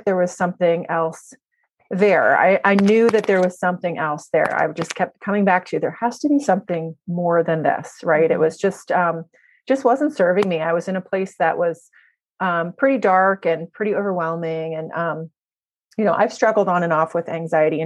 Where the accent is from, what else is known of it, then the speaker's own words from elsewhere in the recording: New Jersey, United States; moved away as an adult; now in Maryland, United States; I'm originally from New Jersey, but I'm a Maryland transplant